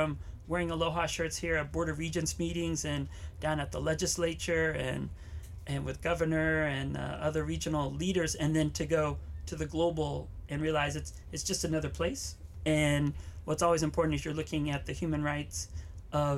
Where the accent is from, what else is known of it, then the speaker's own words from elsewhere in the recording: Waianae, Hawaii, United States; I grew up here in Hawaii, up in Waianae